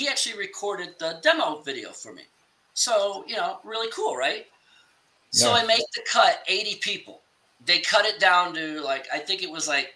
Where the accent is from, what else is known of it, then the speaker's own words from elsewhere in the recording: Chicago, Illinois, United States; I'm from Chicago